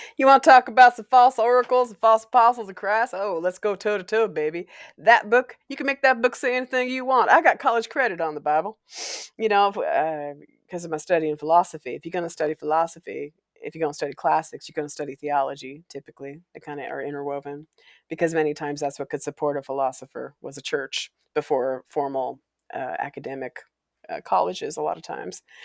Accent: Walla Walla, Washington, United States; moved away as an adult; I came from Walla Walla.

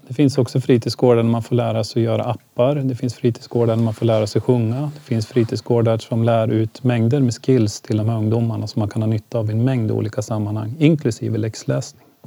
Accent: Ljusdal, Gävleborg County, Sweden; now in Gävle, Sweden; jag växte upp i Ljusdal och det var ganska stökigt där

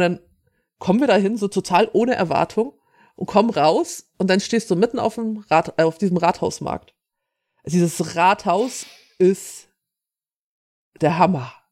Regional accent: Schleswig-Holstein, Germany; ich bin hier aus Norddeutschland, ich bin aus Schleswig-Holstein.

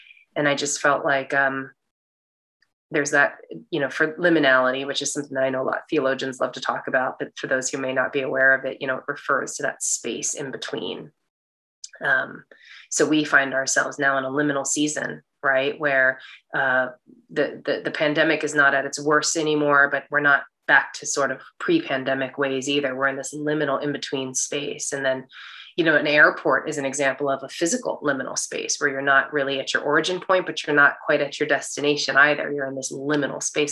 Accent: United States; when I go back to China, I'm looked at as a foreigner. It's like very obvious that I'm American.

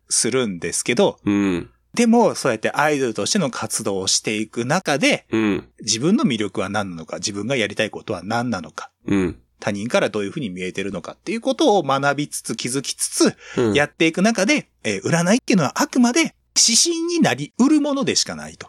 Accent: Toyama, Japan; 同じ僕と出身、富山県同じ、同じなんですけども

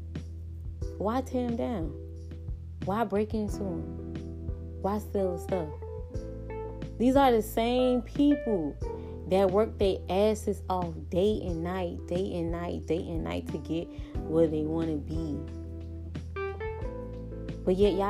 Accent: United States; I hate that I was brought up in America.

